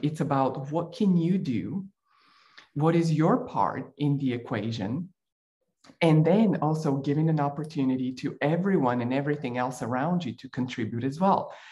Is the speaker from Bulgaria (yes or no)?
yes; Bulgaria; moved away; I grew up in Bulgaria while it was still a communist country.